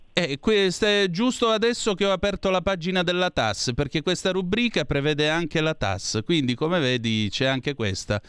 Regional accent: Southern Italy, Italy; io sono meridionale, non sono terrone

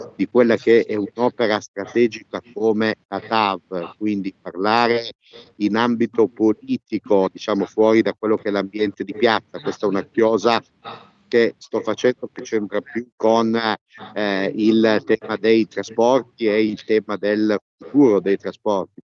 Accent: Piedmont, Italy; da piemontese

